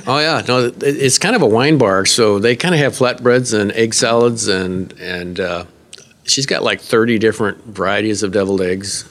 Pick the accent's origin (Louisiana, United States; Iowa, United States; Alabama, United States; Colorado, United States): Iowa, United States; Northwest; I'm from Northwest Iowa, in the state of Iowa